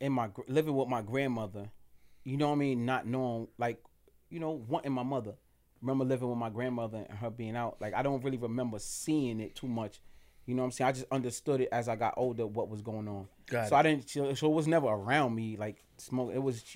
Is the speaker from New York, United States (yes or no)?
yes; Bronx, New York, United States; also born or lived in Harlem; in the Bronx, Castle Hill Project. That's where I'm a BX representative. That's where my roots begin as like a child. That's where I grew up at.